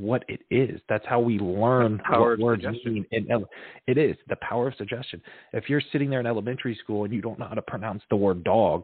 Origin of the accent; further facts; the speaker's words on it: Fort Myers, Florida, United States; That's my hometown.